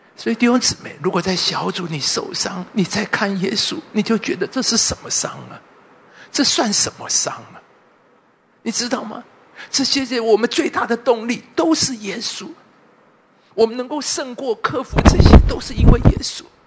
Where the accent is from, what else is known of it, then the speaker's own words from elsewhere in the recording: Taipei, Taiwan; 我是民街出身，我这边住了很多年，从二十岁就住在太顺街呢